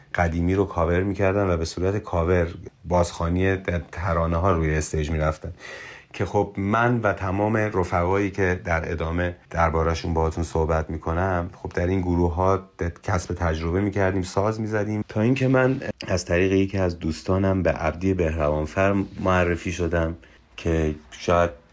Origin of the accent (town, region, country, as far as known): Iran; born or raised there; also born or lived in Mashhad